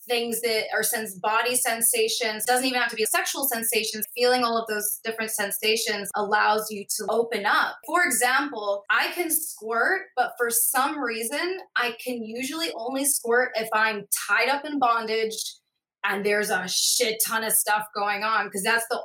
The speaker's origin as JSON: {"language": "English", "region": "Scotland", "country": "United Kingdom", "tie": "born or raised there", "said": "my parents were missionaries, so we grew up in Scotland"}